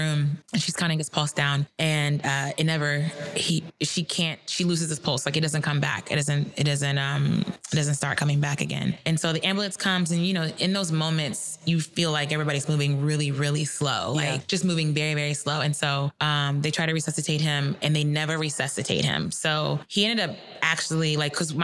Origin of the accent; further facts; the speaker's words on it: across the bridge from Cincinnati, Northern Kentucky, United States; moved away; I'm originally from Kentucky, but where I'm from in Kentucky is across the bridge from Cincinnati